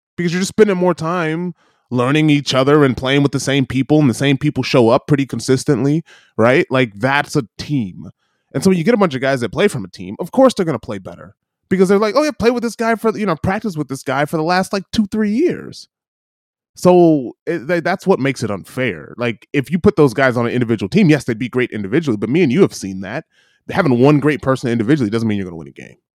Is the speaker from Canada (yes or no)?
no; Michigan, United States; growing up in Michigan